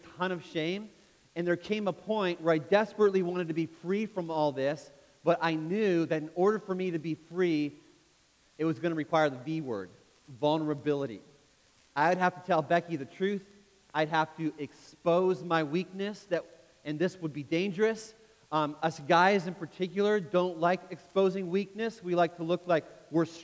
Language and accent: English; Canada; I grew up in Canada, which means as a kid, I played ice hockey